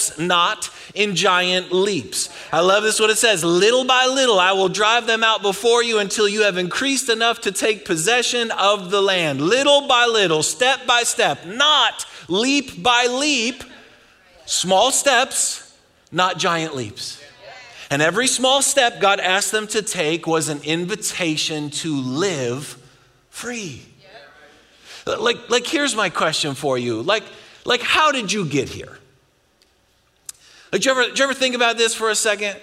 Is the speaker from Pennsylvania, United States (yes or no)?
no; Buffalo, New York, United States; now in Texas, United States; I'm from Buffalo